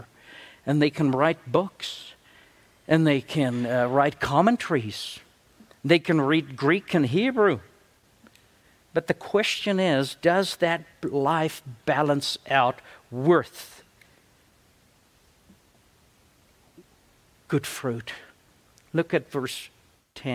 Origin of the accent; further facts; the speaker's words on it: South Africa; moved away; I'm from South Africa. I make up English as I go along